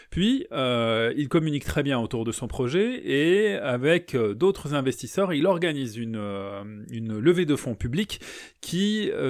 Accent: Charenton, Île-de-France, France; born there; Je suis né en 1892 à Charenton. J'ai des globules auvergnates et franc-comtoises.

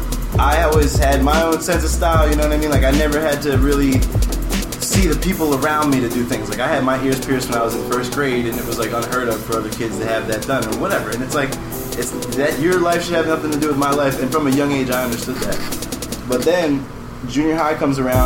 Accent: Bucks County, Pennsylvania, United States; also born or lived in Anguilla, British West Indies / Philadelphia; I grew up in Bucks County, Pennsylvania. I was born in Jefferson Hospital, raised in Bucks County, Pennsylvania, as well as a teeny tiny little island that has the biggest personality possible

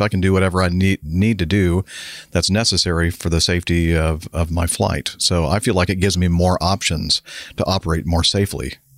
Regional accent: United States; I'm from America and I'm a cowboy

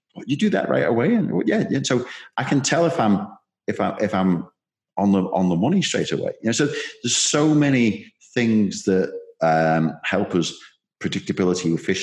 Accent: Liverpool, North West England, United Kingdom; I'm a Scouser

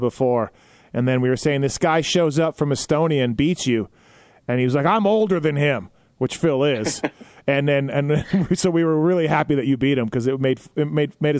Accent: Canada; I'm Canadian

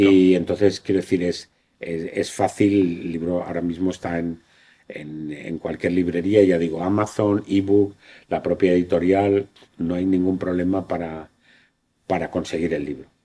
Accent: Spain

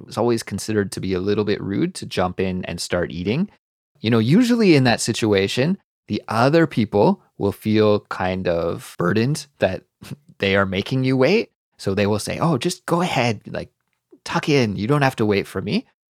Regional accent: Canada; I'm Canadian

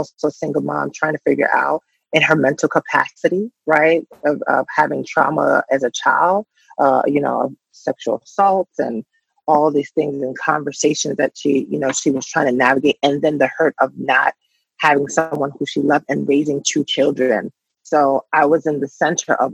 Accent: New York City, New York, United States; now in New Jersey, United States; I grew up in Bushwick in an area where if you went this way, you were in Bi-Stuy

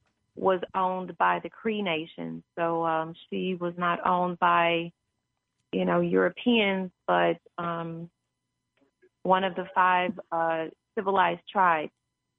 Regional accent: Kansas City, Missouri, United States; I'm originally from Kansas City, Missouri, and my family … we owned a farm in Oklahoma, which is where my grandfather was raised in Muskogee

